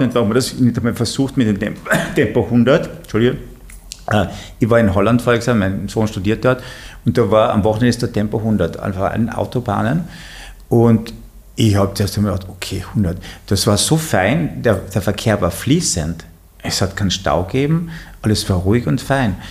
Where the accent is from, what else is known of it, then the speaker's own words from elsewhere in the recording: Carinthia, Austria; ich bin aus Kärnten